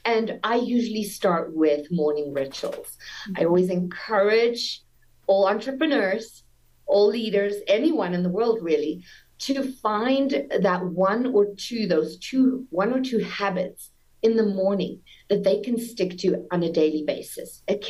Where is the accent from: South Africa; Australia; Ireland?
South Africa; now in United States; Yes, so I'm born and raised in South Africa. You might detect a little accent, but that's already Americanized a lot. I've been here for 23 years.